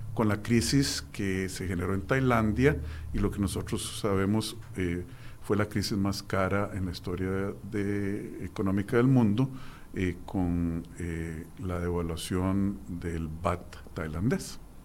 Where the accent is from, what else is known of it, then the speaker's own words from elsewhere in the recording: Costa Rica; nosotros como costarricenses